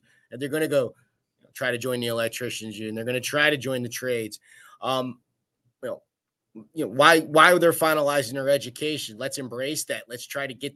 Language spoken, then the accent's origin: English; Philadelphia, Pennsylvania, United States; growing up in Philadelphia